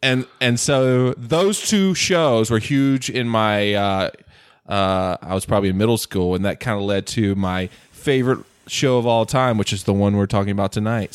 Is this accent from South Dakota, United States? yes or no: no; North Carolina, United States; accent: Southern; moved away as an adult; now in California, United States; I grew up in North Carolina, uh, one of the best states in the union